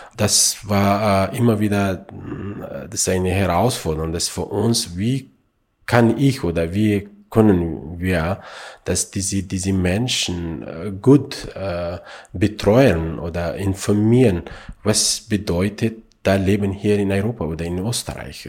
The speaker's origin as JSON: {"language": "German", "country": "Afghanistan", "tie": "born or raised there", "second_language": "German", "moved": "yes", "lives_now": "Austria", "said": "ich bin in Afghanistan geboren"}